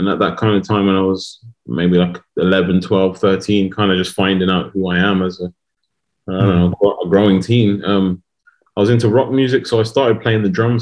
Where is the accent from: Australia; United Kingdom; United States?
United Kingdom; Wolverhampton, West Midlands; I've never had to leave Wolverhampton